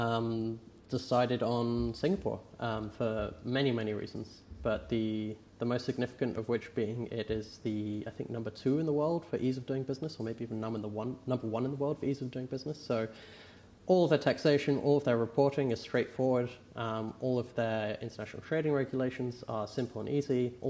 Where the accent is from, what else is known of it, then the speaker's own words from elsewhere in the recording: England, United Kingdom; I'm English